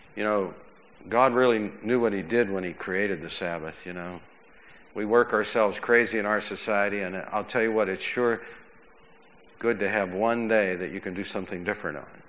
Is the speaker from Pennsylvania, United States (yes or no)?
yes; McKees Rocks, Pennsylvania, United States; when I was a kid growing up in McKees Rocks, my father worked on trains